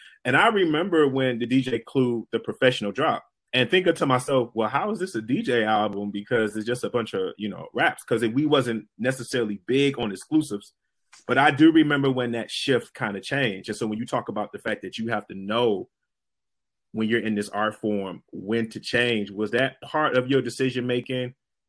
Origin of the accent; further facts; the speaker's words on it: Detroit, Michigan, United States; I'm from Detroit